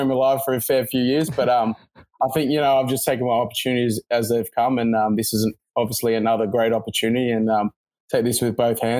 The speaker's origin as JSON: {"language": "English", "town": "Sydney", "region": "New South Wales", "country": "Australia", "tie": "born or raised there", "said": "yep, that's correct."}